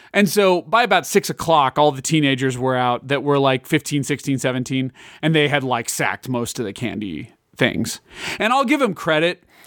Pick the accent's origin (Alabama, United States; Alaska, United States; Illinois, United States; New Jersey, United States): Illinois, United States; Lake County; also born or lived in Kansas; now in Johnson County, Kansas, United States; in the northern suburbs of Illinois, I grew up in Lake County.